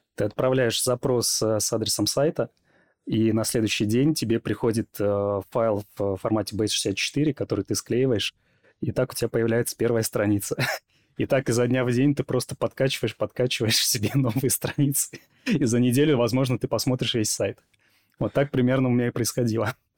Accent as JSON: {"language": "Russian", "country": "Belarus", "tie": "born or raised there", "moved": "yes", "said": "я жил в региональном городе. Во-первых, я из Беларуси"}